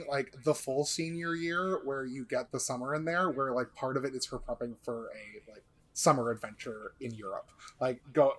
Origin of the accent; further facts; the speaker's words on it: Whitby, Ontario, Canada; My hometown of Whitby, Ontario. It's just, it is just a giant suburb.